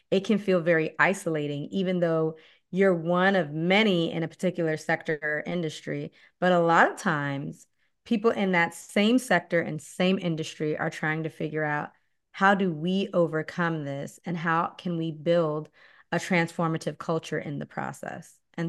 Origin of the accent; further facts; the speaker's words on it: Okinawa, Japan; also born or lived in Naples, Italy; now in United States; but by heritage, I am Belizean from Central America. And specifically, mm-hmm. we are Garifuna. But I was born in Napoli, Italy. I was raised in Okinawa, Japan, and I've mostly lived in the U.S. for my adult life.